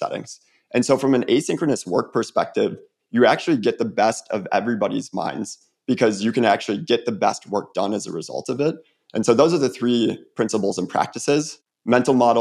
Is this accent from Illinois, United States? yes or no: yes; Illinois, United States; now in Atlanta, United States; growing up in Illinois